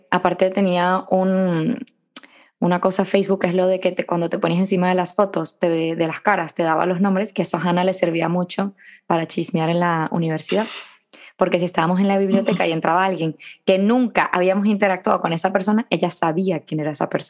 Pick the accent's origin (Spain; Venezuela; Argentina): Venezuela; moved away; Yo cuando me vine de Venezuela, que tenía todas mis amigas, estaba muy triste porque me había venido tal